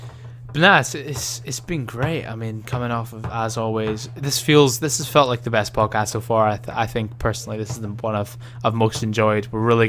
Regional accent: Birmingham, West Midlands, United Kingdom; But I'm from Birmingham

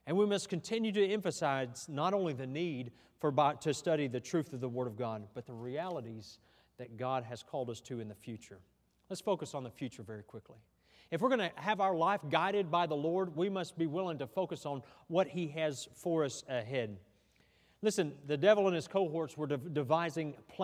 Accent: United States; I'm proud to be an American

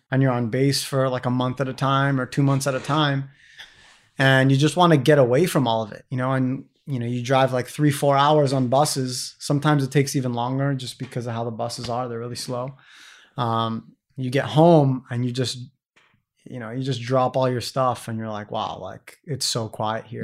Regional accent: San Diego, California, United States; moved away as an adult; I'm this American kid from San Diego, California

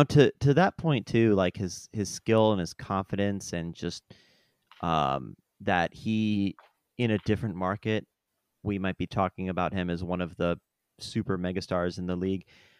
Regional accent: Iowa, United States; I'm from Northern Iowa, so Minneapolis, Minnesota is not very far away.

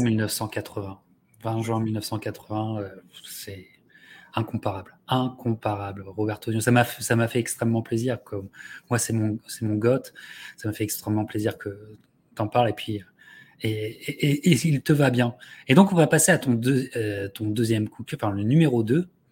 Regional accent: France; en tant que Français

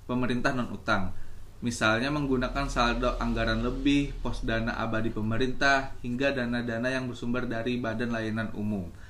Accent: Banjarmasin, South Kalimantan, Indonesia; sedangkan aku dari Kota Banjarmasin

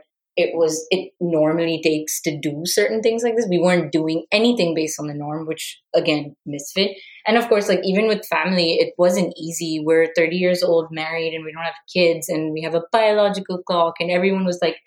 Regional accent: India; moved away; as an Indian

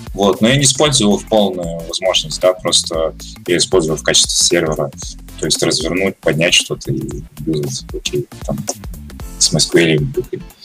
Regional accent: Russia; also born or lived in Kazakhstan; Я казах по национальности. Вырос я в России, потом переехал в Казахстан, учился в школе и вернулся обратно сюда

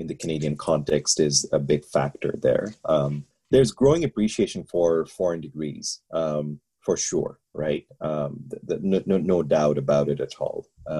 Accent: Bangladesh; moved away; I'm from Bangladesh

